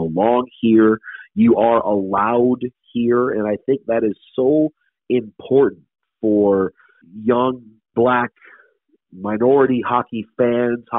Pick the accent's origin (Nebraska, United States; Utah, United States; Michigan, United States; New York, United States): Michigan, United States; Detroit; now in Seattle, United States; the sport that I love in my hometown is starting to find its way within the city